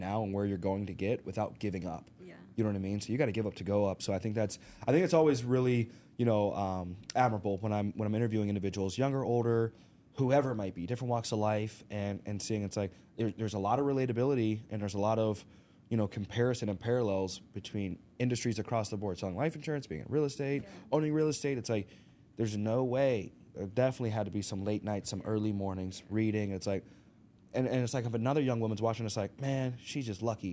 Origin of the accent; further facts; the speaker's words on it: Arkansas, United States; moved away; We're originally from Arkansas, so I grew up, grew up in the country